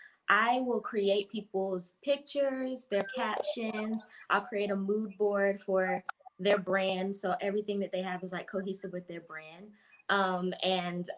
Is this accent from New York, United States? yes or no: no; Winston-Salem, North Carolina, United States; I'm from North Carolina, Winston-Salem, North Carolina.